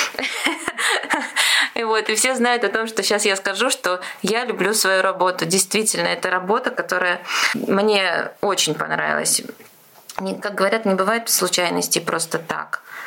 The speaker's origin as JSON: {"language": "Russian", "town": "Ulyanovsk", "region": "Ulyanovsk Oblast", "country": "Russia", "said": "я тоже из Ульяновска"}